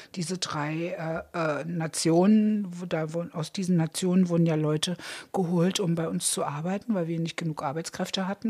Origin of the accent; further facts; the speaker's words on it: Berlin, Germany; Ich komme aus Treptow